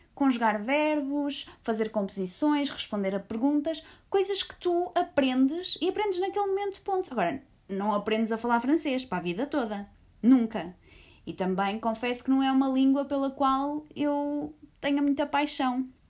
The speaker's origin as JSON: {"language": "Portuguese", "country": "Portugal", "said": "nós somos de Portugal."}